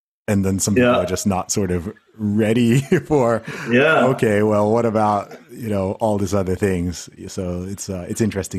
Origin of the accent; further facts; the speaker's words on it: Saudi Arabia; I mean, I grew up in Saudi Arabia, right? So So Saudi Arabia is a country where most people haven't been there